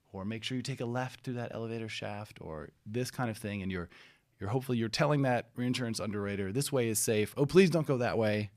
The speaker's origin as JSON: {"language": "English", "region": "Florida", "country": "United States", "tie": "born or raised there", "also_born_or_lived": "California", "said": "I grew up in Florida and California"}